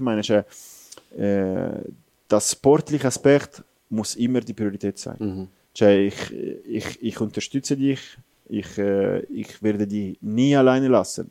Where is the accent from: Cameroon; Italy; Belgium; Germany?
Italy; German is a second language; moved away as an adult; now in Switzerland; ich bin ein stolzer Italiener